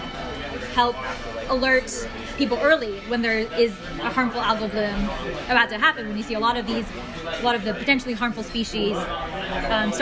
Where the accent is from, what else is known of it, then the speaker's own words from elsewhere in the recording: Bay Area, California, United States; I grew up in the Bay Area